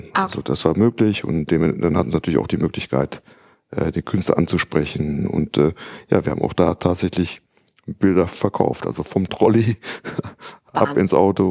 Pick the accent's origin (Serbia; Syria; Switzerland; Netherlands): Netherlands; now in Düsseldorf, Germany; ich bin in Holland aufgewachsen